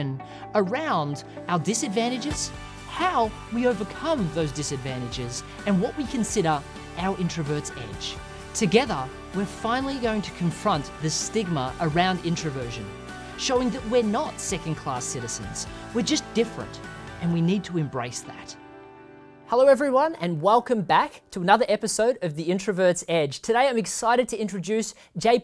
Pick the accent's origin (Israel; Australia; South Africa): Australia; now in Austin, United States; as an Australian